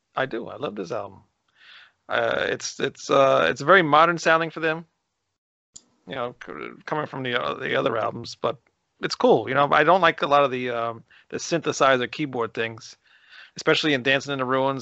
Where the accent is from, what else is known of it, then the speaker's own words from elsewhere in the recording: New York, United States; I'm from New York